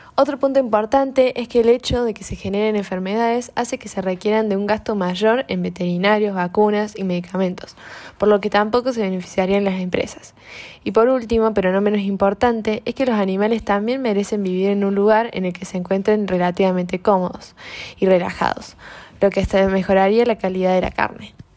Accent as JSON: {"language": "Spanish", "country": "Argentina", "said": "los menos beneficiados somos los argentinos"}